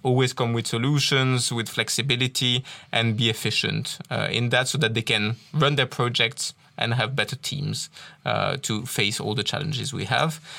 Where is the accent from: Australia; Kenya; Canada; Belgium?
Belgium; Tournai, Wallonia; first language French; English is a second language; moved away; also born or lived in England / Ireland / Wales; I originally come from Tournai. So, as you can probably hear from my accent, uh, I'm a French speaker originally